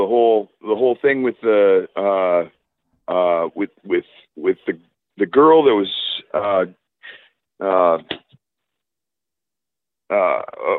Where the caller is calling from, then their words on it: California, United States; I'm calling from California